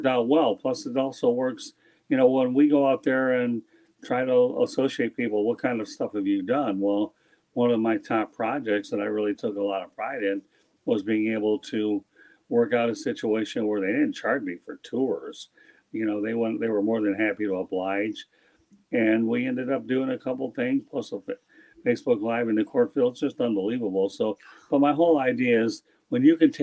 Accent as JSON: {"language": "English", "town": "Detroit", "region": "Michigan", "country": "United States", "moved": "yes", "said": "I am from the Metro Detroit area"}